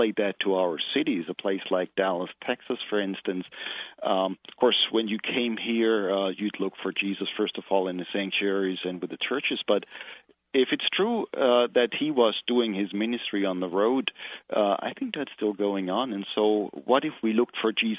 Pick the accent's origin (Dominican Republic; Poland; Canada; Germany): Germany; moved away as an adult; now in United States; I originally grew up in Germany, went to seminary there